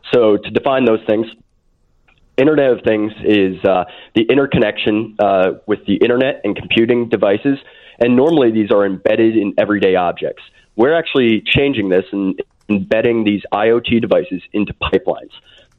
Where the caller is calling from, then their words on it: State College, Pennsylvania, United States; Actually, State College, Pennsylvania. We're actually in the single digits